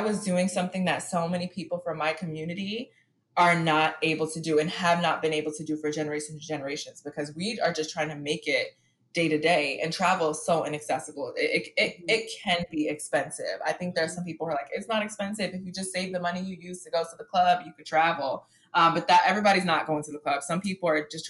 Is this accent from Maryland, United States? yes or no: no; New York City, New York, United States; I grew up in Harlem and my world was very small where I grew up